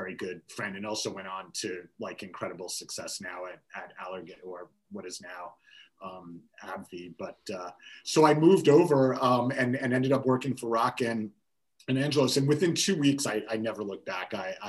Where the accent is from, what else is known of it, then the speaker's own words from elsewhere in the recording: New York, United States; I'm from New York